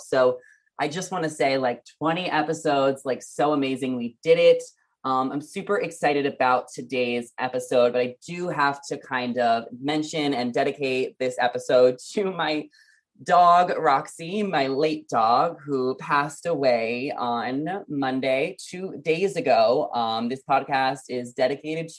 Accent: New York, United States; moved away as an adult; also born or lived in New Jersey; now in California, United States; Obviously, I grew up in New York. I moved to California 2 years ago

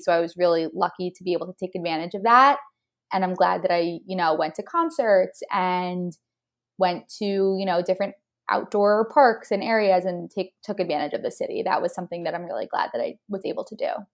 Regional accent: New Jersey, United States; moved away as an adult; also born or lived in Austin, Texas; I'm from New Jersey

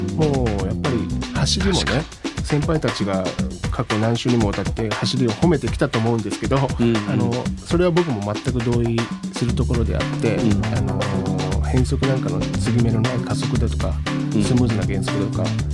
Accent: Okayama, Japan; first language Japanese; 岡山県生まれ

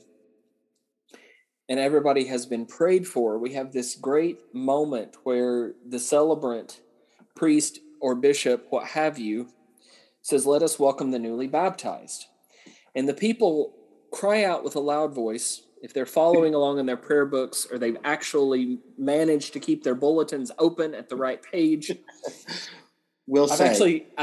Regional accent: Southern Appalachia, United States; I grew up in Southern Appalachia

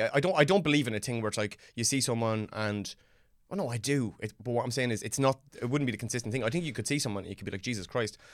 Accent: Ireland; born or raised there

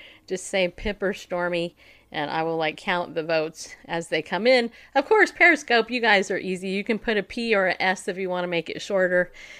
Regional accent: California, United States; also born or lived in New York; Oh, no, I grew up in California. Yeah. Yeah, I did. Born in New York, grew up in California. Now I'm a Tennessee Southerner.

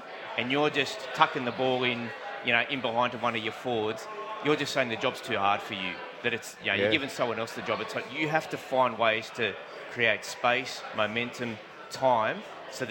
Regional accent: Merrylands, New South Wales, Australia; I grew up in Merrylands.

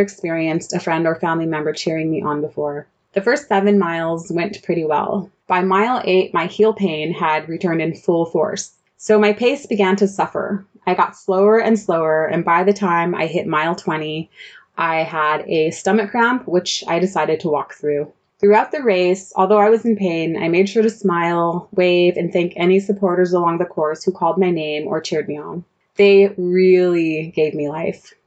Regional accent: Southern California, United States; moved away as an adult; also born or lived in Central Germany; now in Germany; I'm originally from Southern California

